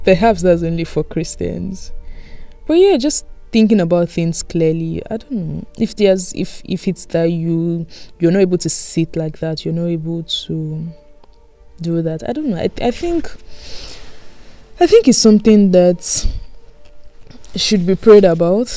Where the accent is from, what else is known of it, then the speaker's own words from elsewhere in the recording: Nigeria; moved away; back home, you know, because I'm from Nigeria.